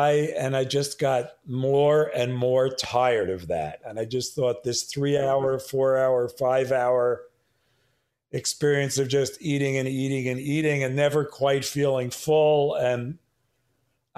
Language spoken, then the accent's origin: English; New York City, New York, United States; I was born and raised in Manhattan